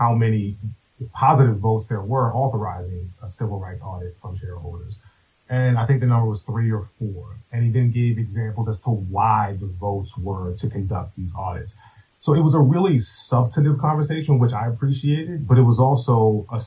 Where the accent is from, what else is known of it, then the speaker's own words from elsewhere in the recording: Maryland, United States; moved away as an adult; now in Washington, D.C., United States; I grew up in Maryland, but started my career here in D.C. back in 2007